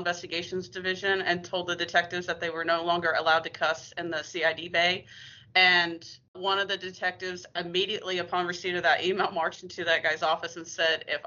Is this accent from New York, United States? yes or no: no; Kansas, United States; moved away as an adult; now in Texas, United States; I was born and raised in Kansas